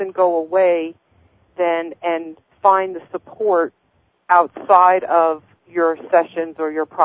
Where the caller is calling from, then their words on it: New Jersey, United States; New Jersey.